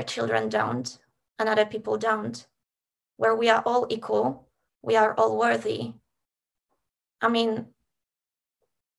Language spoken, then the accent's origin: English; Poland; now in Australia; I was born in Poland and I had support and resources to relocate to Australia